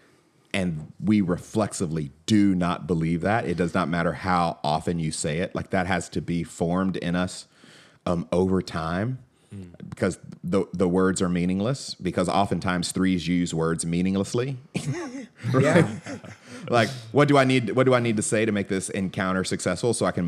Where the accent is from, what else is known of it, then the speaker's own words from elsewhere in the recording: Atlanta, Georgia, United States; I grew up in Atlanta